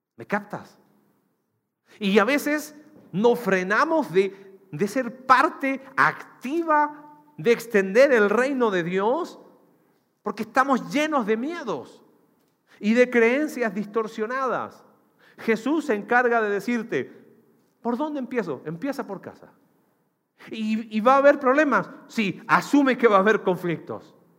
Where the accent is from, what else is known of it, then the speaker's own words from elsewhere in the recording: Chile; now in Mexico; mi país, en Chile